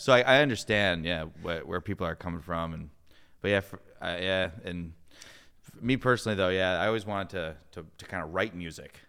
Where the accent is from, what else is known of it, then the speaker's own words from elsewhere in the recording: Wheaton, Illinois, United States; I grew up in Wheaton